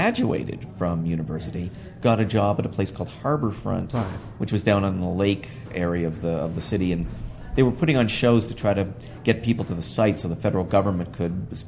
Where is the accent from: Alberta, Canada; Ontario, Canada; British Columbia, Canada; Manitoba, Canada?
Ontario, Canada; Toronto; I was born in Toronto in 1952